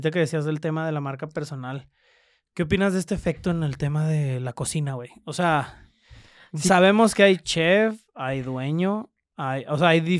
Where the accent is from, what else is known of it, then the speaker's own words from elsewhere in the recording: Monterrey, Nuevo León, Mexico; Soy regio, regio Va a morir.